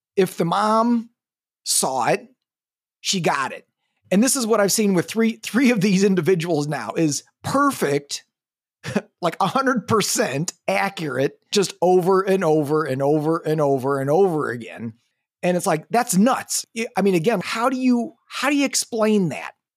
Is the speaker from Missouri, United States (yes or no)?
yes; Missouri, United States; now in Eugene, United States; I'm from Missouri, you know, the show me state